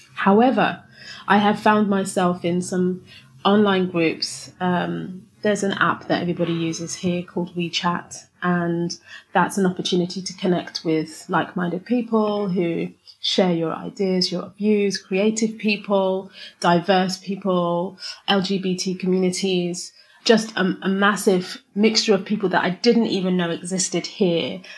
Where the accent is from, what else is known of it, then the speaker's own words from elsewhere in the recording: London, United Kingdom; moved away as an adult; now in Shanghai, China; I was born and raised in London